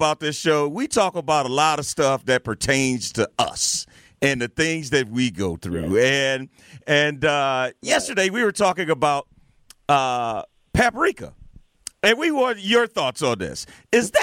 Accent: East St. Louis, Illinois, United States; I'm from East St. Louis.

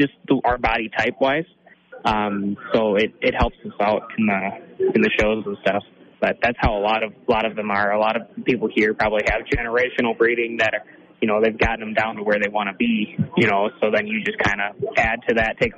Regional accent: Vesa, Minnesota, United States; I'm from Vesa, Minnesota.

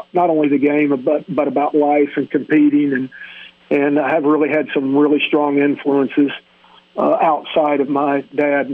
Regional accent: Midwest, United States; moved away as an adult; also born or lived in Thibodaux, Louisiana; I grew up in the Midwest

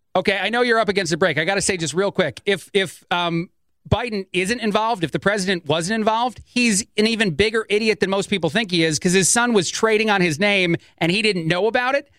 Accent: East Coast, United States; moved away; I grew up on the East Coast

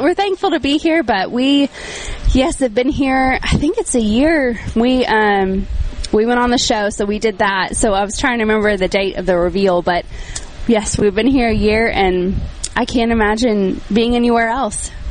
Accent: Nashville, Tennessee, United States; moved away as an adult; also born or lived in Franklin, Tennessee; now in Laurel, United States; I'm from Nashville

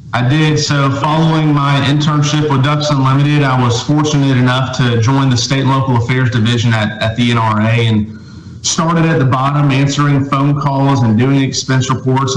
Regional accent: Tampa, Florida, United States; moved away; I grew up in Tampa, Florida, in the suburbs of Tampa.

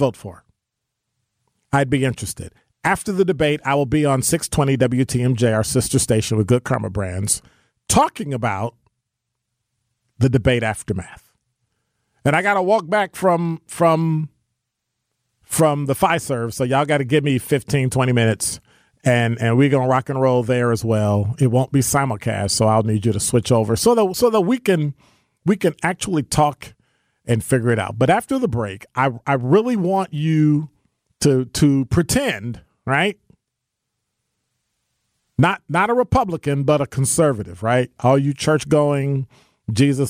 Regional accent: Midwest, United States; now in Milwaukee, United States; as a black man living in Milwaukee, growing up in the Midwest

